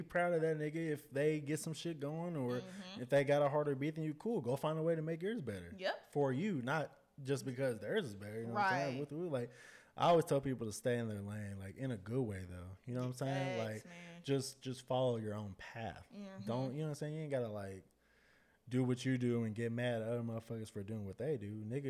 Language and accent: English; Dallas, Texas, United States; I'm from Dallas.